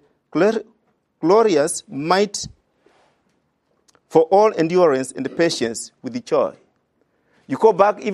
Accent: Kenya; I come from Kenya

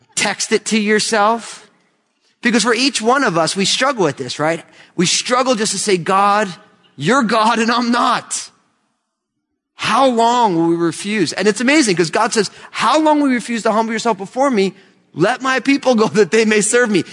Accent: New Jersey, United States; I was born and raised in New Jersey

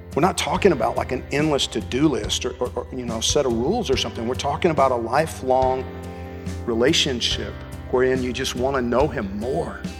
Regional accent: Georgia, United States; When I was a kid growing up in Georgia, it was you know, fishing and hunting.

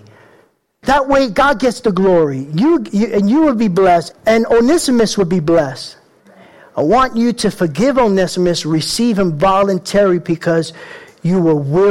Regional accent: New York City, New York, United States; I grew up in the Bronx, tough little guy.

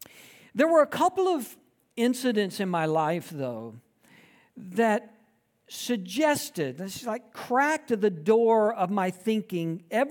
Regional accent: Georgia, United States; Because I grew up in South Georgia, my entire life experience from birth through graduating high school, was steeped in the rural South.

